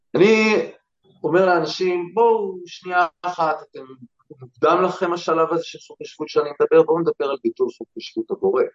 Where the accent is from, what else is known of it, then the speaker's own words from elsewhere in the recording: Bnei Brak, Tel Aviv District, Israel; נולדתי בבני ברק